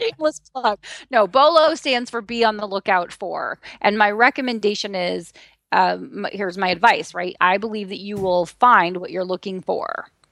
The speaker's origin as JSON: {"language": "English", "region": "Ohio", "country": "United States", "tie": "born or raised there", "said": "a farm girl from Ohio"}